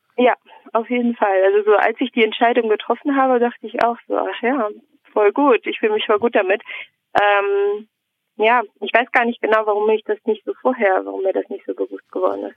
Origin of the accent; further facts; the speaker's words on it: Neuss, North Rhine-Westphalia, Germany; moved away as an adult; also born or lived in Münster; now in Mülheim an der Ruhr, Germany; Ich komme aus Neuss und habe dann in Münster studiert und bin von Münster dann aus nach Mülheim gezogen.